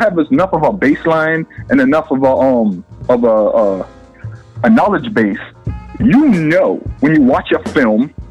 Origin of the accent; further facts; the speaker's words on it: Boston, Massachusetts, United States; I'm from Boston, Lower Roxbury, South End